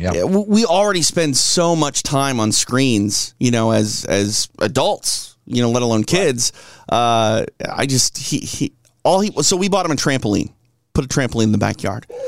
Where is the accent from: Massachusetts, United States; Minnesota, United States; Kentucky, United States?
Minnesota, United States; Minneapolis; moved away; I'm from Minneapolis. Uh, where I grew up, born and yep. raised